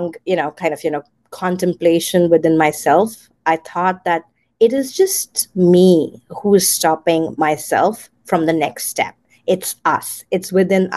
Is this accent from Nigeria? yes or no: no; India; moved away as an adult; now in United States; I was born in India, raised there, and I migrated to the United States after my marriage 14 years back.